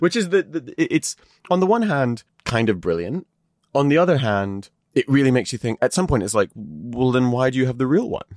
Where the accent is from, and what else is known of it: United Kingdom